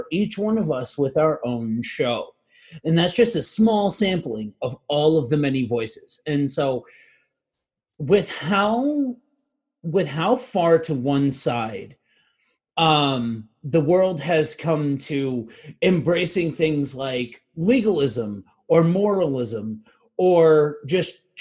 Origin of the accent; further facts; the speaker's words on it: northeastern Pennsylvania, United States; I am from northeastern Pennsylvania. If you've ever seen the show The Office, I am from where that show is based off of. And I grew up in this area